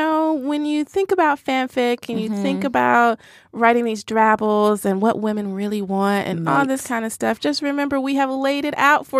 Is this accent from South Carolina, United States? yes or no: no; Nashville, Tennessee, United States; I'm from Nashville